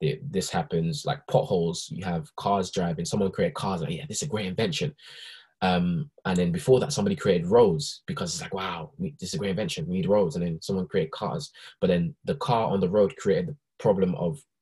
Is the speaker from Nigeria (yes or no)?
yes; Nigeria; now in United Kingdom; when I was in Nigeria, when I was born in Nigeria